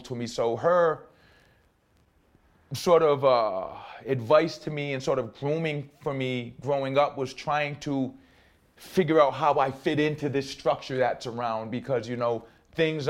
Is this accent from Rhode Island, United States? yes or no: yes; Providence, Rhode Island, United States; growing up here in Mount Hope